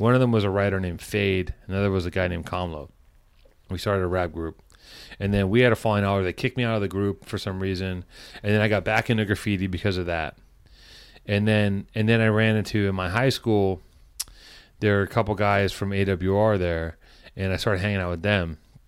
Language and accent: English; Los Angeles, California, United States; I grew up in Venice.